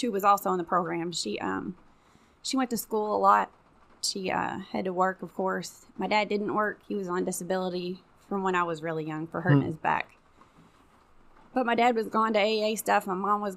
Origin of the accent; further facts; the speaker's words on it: Jeffersonville, Indiana, United States; also born or lived in Clarksville, Indiana; I grew up in Jeffersonville, half Jeffersonville, half Clarksville